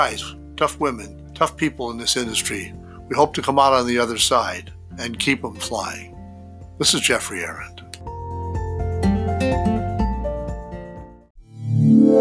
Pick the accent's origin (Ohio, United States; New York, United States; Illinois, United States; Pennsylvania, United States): New York, United States; in my hometown of New York